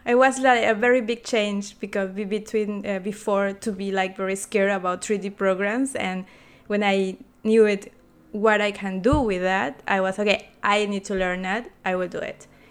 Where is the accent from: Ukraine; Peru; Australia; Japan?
Peru; moved away as an adult; also born or lived in Chile; now in Berlin, Germany; I'm from Peru, and I study product